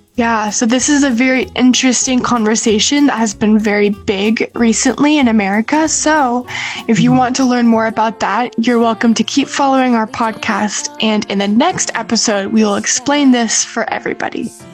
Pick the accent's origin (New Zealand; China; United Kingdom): China; I grew up in China